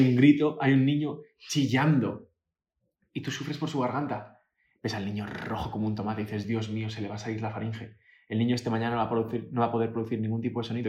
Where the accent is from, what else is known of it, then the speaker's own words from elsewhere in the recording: Majadahonda, Community of Madrid, Spain; moved away as an adult; also born or lived in New York; nací en Madrid